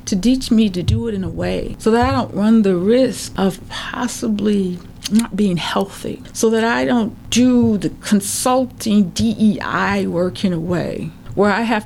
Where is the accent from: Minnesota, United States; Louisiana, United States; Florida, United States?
Minnesota, United States; being a Minnesotan